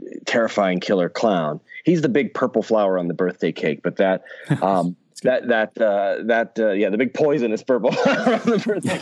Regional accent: Pittsburgh, Pennsylvania, United States; moved away as an adult; now in Los Angeles, United States; I grew up in Pittsburgh and I've lived in Los Angeles now for 20 years

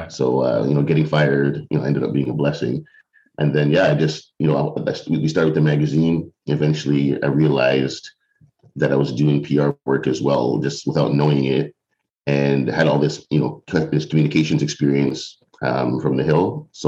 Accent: North York, Ontario, Canada; also born or lived in Mississauga; now in Ottawa, Canada; So, originally from the Toronto area, I grew up in North York and uh, in Mississauga.

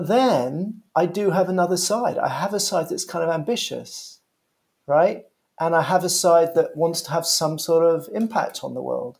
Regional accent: London, United Kingdom; born and raised in London.

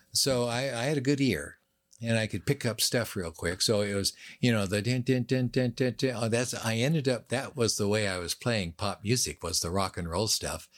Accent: Seattle, Washington, United States; also born or lived in Los Angeles; I grew up on Queen Anne Hill

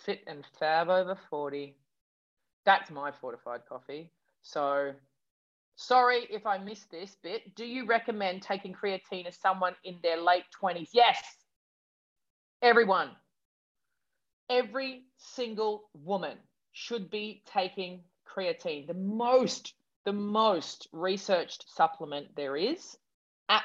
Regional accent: Australia; I'm such an Aussie

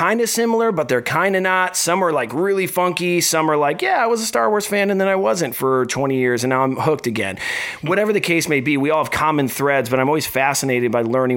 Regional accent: Midwest, United States; we're all from the Midwest

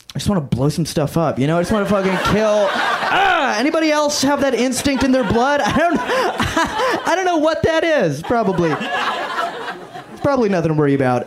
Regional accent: Ocala, Florida, United States; also born or lived in Syria; now in Southern California, United States; I'm from Ocala.

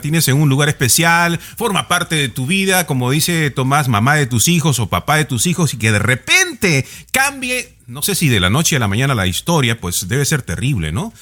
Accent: Peru; yo como peruano

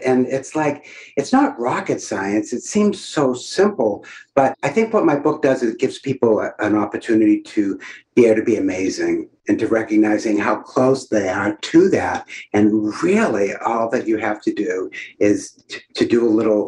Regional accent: New Hampshire, United States; I'm from New Hampshire.

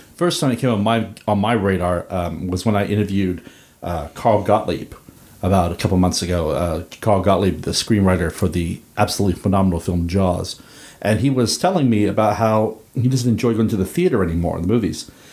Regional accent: Northern Ireland, United Kingdom; growing up in The Troubles

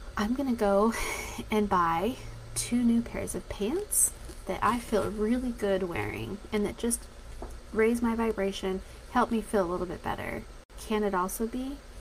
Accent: Denver, Colorado, United States; being that I'm from Denver, Colorado

